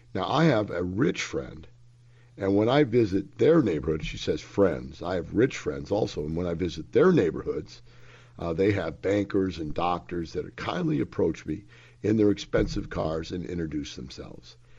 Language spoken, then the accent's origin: English; Florissant, Missouri, United States; moved away; I grew up in Florissant, Missouri. That is one block from Ferguson, Missouri. I grew up in that neighborhood, folks.